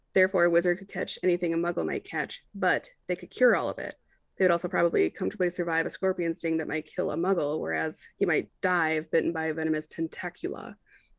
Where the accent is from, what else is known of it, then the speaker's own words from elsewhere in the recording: Ireland; You know, fuck them. I am Irish.